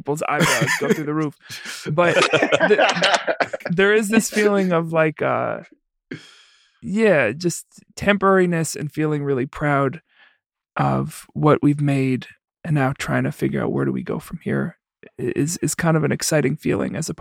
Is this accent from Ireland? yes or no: no; New York City, New York, United States; also born or lived in Iowa; now in Chicago, United States; I'm from the Bronx originally